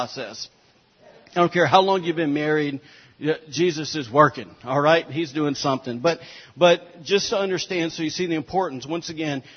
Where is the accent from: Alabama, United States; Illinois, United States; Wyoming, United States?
Alabama, United States; I'm from Alabama